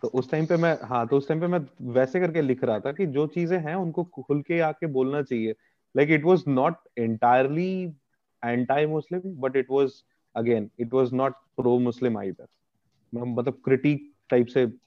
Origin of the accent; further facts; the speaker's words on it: Bihar, India; moved away; also born or lived in United Kingdom; एक बिहारी